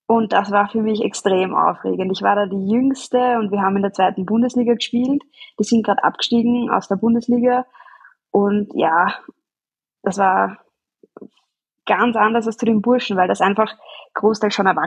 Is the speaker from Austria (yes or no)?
yes; Bad Fischau, Lower Austria, Austria; sich das ergeben, dass ich schon eigentlich in der U7 damals ähm, mit dem Fußball begonnen habe, bei uns in Bad Fischau.